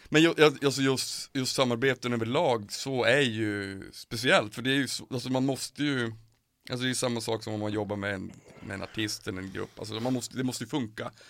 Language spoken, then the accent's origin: Swedish; Piteå, Norrbotten County, Sweden; moved away; jag är från Piteå från början